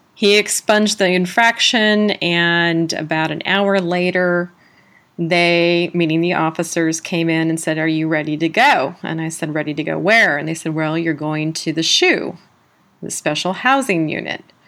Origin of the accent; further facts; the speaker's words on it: San Diego, California, United States; also born or lived in South Carolina; I was from San Diego, California